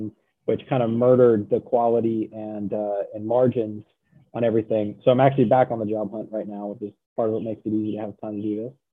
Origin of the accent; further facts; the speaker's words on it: Central Oregon, United States; moved away as an adult; now in Virginia, United States; I grew up in Central Oregon. And, or, you know, I was raised in Central Oregon. And then when it was time for college, I moved to Virginia